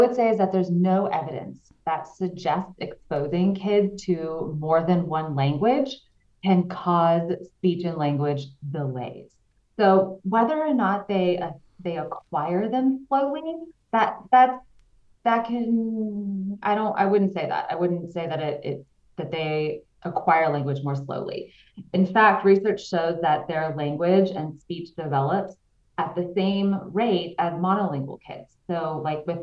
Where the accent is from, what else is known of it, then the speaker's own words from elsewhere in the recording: Texas, United States; moved away as an adult; now in Switzerland; I'm originally from Texas, so you might hear me say y'all, but I can't get rid of it